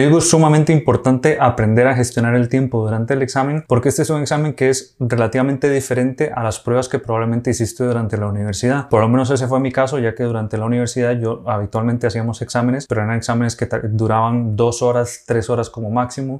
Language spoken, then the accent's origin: Spanish; Costa Rica; moved away as an adult; now in Spain; soy médico de Costa Rica, actualmente terminando la residencia en urología aquí en España